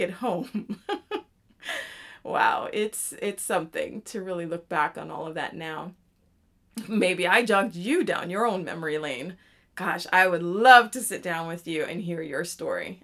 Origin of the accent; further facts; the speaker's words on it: Canada; moved away; I am Canadian, so it was a great time being home for me.